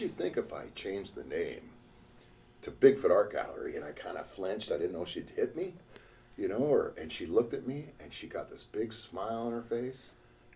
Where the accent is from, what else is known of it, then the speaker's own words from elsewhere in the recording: Alaska, United States; being born and raised in Alaska